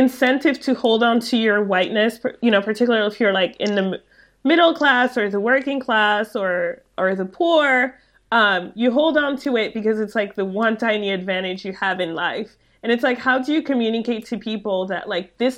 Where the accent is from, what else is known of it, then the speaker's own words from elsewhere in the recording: France; moved away; also born or lived in Chicago; In France, in my own country